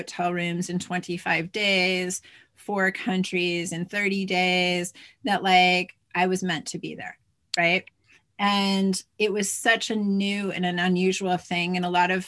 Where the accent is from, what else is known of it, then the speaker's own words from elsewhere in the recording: United States; moved away as an adult; now in United Kingdom; most of my life is in the UK, but I'm an American